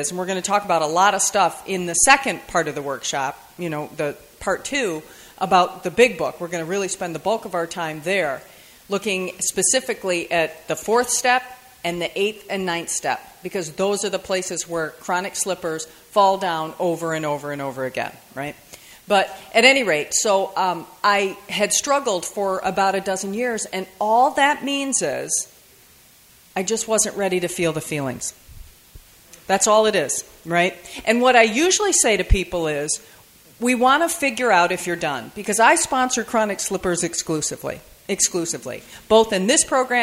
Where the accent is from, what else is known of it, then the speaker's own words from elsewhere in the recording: Michigan, United States; I'm from Michigan. And yeah, I know, good Midwestern girl